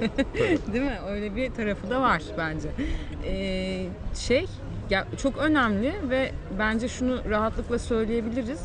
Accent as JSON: {"language": "Turkish", "region": "Mersin", "country": "Turkey", "tie": "born or raised there"}